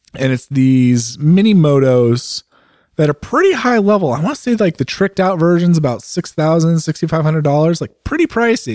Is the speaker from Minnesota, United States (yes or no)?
no; California, United States; moved away as an adult; also born or lived in Pennsylvania; now in Oregon, United States; as a Californian